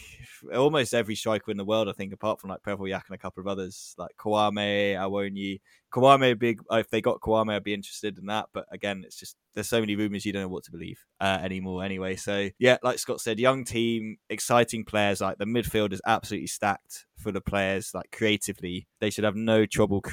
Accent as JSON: {"language": "English", "region": "England", "country": "United Kingdom", "said": "as an Englishman"}